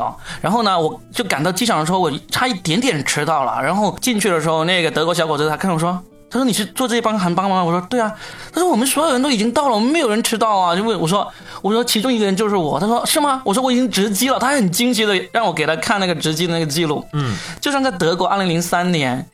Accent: Guangdong, China; 还好我是广东人，我会讲粤语

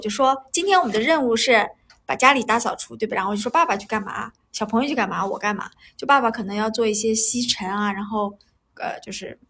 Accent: northern China, China; now in southern China; 作为北方人的我

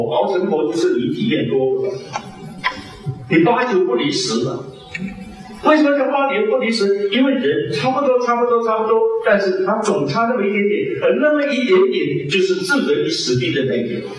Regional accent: China; 西方人他是神造的，偏偏我们中国人是人造神。

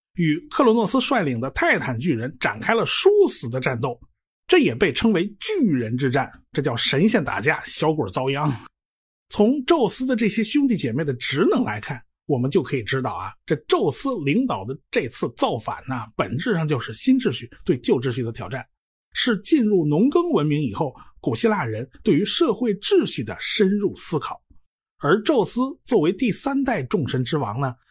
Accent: China; 我们中国人呐，就直接管它们叫金木水火土了

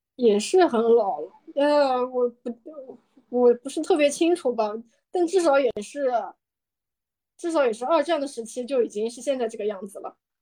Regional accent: China; 我们中国人的延安或者井冈山

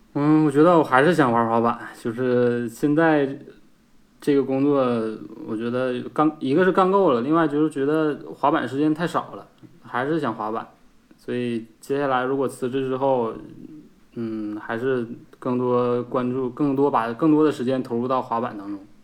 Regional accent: Shenyang, Liaoning, China; also born or lived in Qingdao / Shanghai; 我是高中毕业开始滑板的零九年，所以我现在一直到现在可能滑了十二年了，我现在三十一，嗯，目前就一直在沈阳

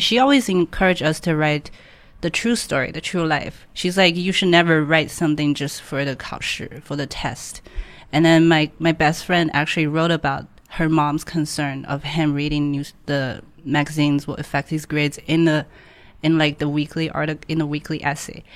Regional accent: Hangzhou, Zhejiang, China; English is a second language; moved away as an adult; now in Shanghai, China; I born and grew up in Hangzhou.

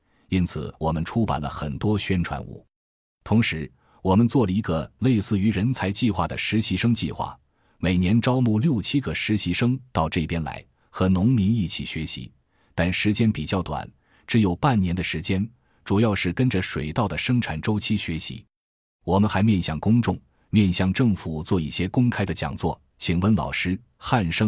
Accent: Wuhu, Anhui, China; 因为我的老家在安徽芜湖，从昆山坐高铁三个小时就可以到家。

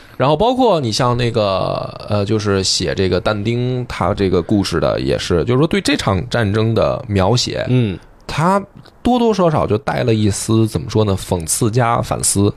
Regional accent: China; 我们是东方人嘛，我们是嗯，中国人

